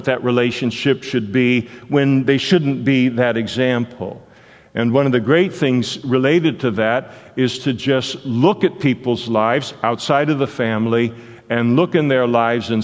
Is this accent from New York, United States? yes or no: no; Henderson, Nevada, United States; I was born in Henderson, Nevada